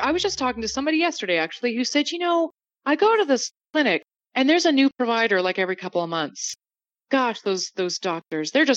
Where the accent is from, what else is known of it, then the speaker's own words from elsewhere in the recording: Canada; moved away as an adult; now in United States; As a Canadian